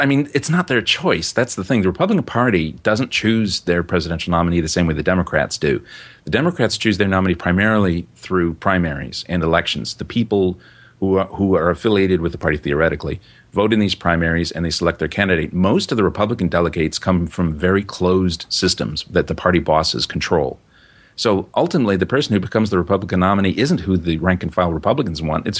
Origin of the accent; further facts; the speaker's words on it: United States; now in New Zealand; I'm still American.